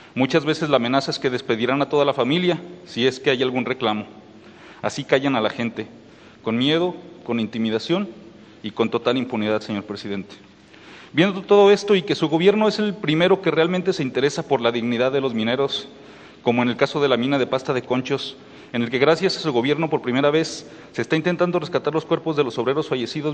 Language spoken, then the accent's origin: Spanish; Mexico; como mexicano